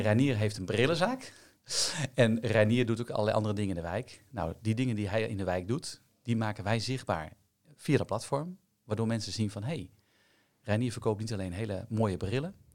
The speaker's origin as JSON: {"language": "Dutch", "town": "Amersfoort", "region": "Utrecht", "country": "Netherlands", "said": "Ik kom dus ook uit Amersfoort"}